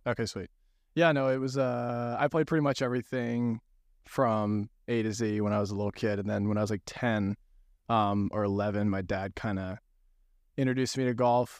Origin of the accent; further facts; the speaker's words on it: Malibu, California, United States; I grew up in Malibu